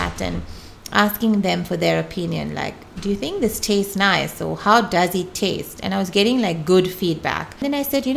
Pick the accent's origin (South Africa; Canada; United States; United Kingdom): South Africa; Pietermaritzburg, KwaZulu-Natal; now in Durban, South Africa; I came from Pietermaritzburg